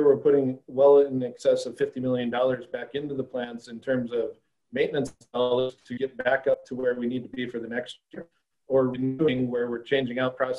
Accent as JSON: {"language": "English", "region": "Northwest Montana", "country": "United States", "also_born_or_lived": "Fargo, North Dakota / Australia", "moved": "yes", "lives_now": "Michigan, United States", "said": "I'm originally from Montana, Northwest Montana"}